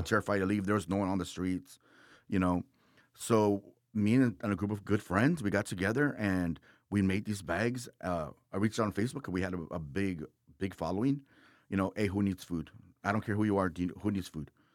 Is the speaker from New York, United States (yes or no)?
no; Texas, United States; I'm from Texas